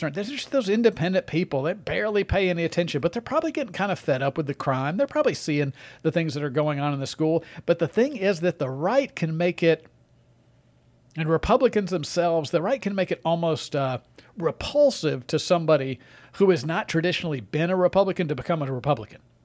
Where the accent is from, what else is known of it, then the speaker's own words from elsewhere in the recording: Mississippi, United States; moved away; my home state of Mississippi